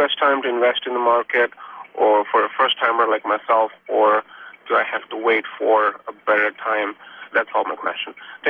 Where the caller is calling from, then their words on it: King of Prussia, Pennsylvania, United States; I'm calling from King of Prussia, Pennsylvania.